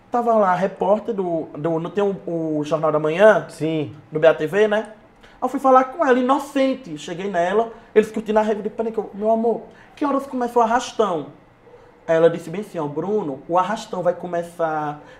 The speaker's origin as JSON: {"language": "Portuguese", "town": "Juazeiro", "region": "Bahia", "country": "Brazil", "said": "Ela, por que você é daqui? Eu digo, não, sou de Juazeiro."}